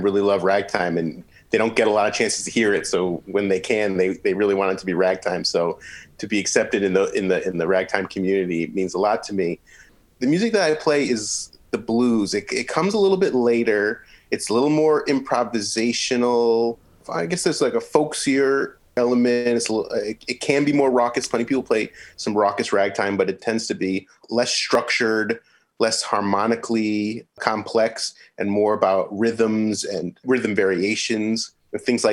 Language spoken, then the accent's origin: English; Middletown, Connecticut, United States; moved away as an adult; also born or lived in New Orleans, Louisiana / New York; now in St. Louis, United States; I'm from Middletown, Connecticut, just in the middle of Connecticut